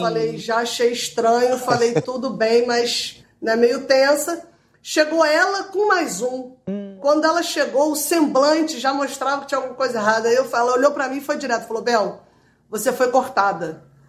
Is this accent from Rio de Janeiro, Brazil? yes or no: yes; Rio de Janeiro, Brazil; eu sou do Rio